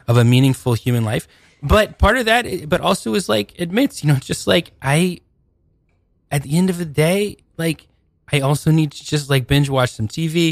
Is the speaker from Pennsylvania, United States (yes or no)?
no; Seattle, Washington, United States; I'm from Seattle originally.